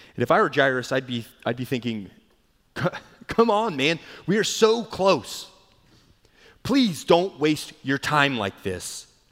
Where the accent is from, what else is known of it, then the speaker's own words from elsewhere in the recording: Charleston, South Carolina, United States; moved away; growing up in Charleston